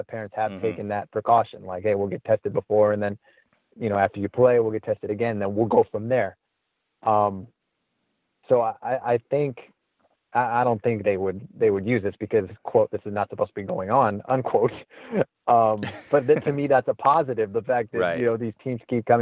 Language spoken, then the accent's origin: English; Azusa, California, United States; I grew up in Azusa and went to Azusa High School